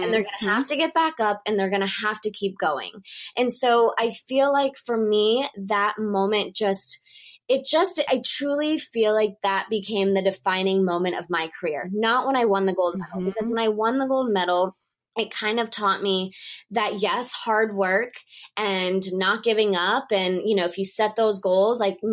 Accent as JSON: {"language": "English", "region": "Texas", "country": "United States", "tie": "born or raised there", "also_born_or_lived": "Moscow, Russia / New York City, United States", "moved": "as an adult", "said": "being from Texas, I was not used to snowstorms and blizzards."}